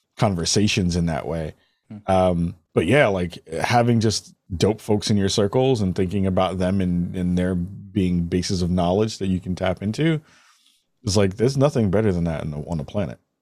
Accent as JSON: {"language": "English", "town": "New York City", "region": "New York", "country": "United States", "said": "I'm from the Bronx."}